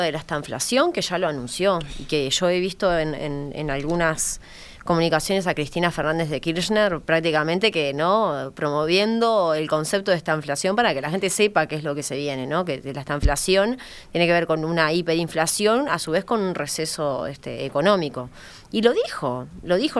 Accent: Uruguay; a mí como uruguaya

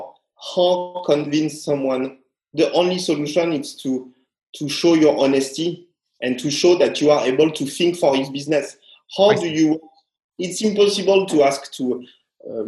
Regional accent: France; now in Shanghai, China; To be French

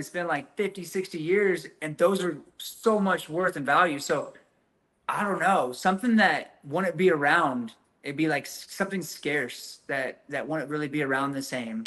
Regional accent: Texas, United States; growing up in Texas

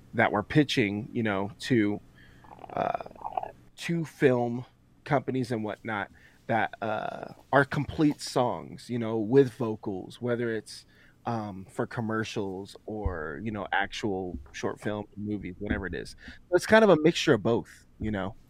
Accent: Colorado, United States; also born or lived in Florida; I was born here in Colorado

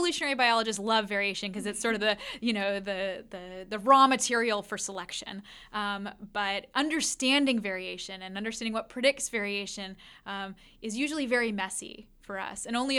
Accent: West Coast, United States; So I grew up on the West Coast where we didn't even have things like fireflies, right?

